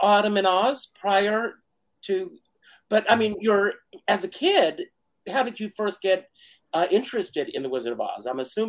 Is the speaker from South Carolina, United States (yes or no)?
yes; Conway, South Carolina, United States; now in New York, United States; When I was a kid, I grew up in Conway, South Carolina